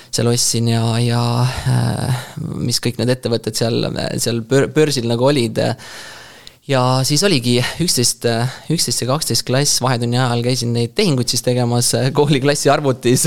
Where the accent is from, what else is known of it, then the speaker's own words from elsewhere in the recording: Rapla, Rapla County, Estonia; ma olen Raplast pärit